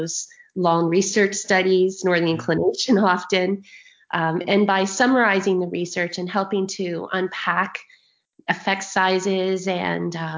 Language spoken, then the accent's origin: English; Ontario, Canada; I'm from Ontario, Canada